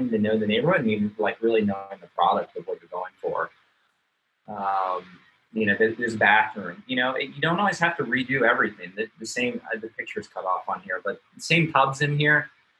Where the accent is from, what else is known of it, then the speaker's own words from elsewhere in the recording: Manassas, Virginia, United States; I'm from Manassas.